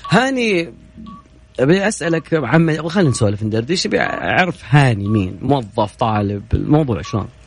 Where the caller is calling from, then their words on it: Medina, Medina Province, Saudi Arabia; والله انا من المدينه رايح على تبوك الشبكه عندي تقطع